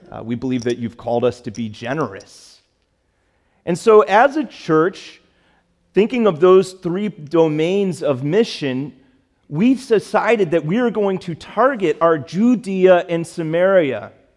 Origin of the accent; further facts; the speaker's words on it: Chicago, Illinois, United States; moved away; I grew up in Chicago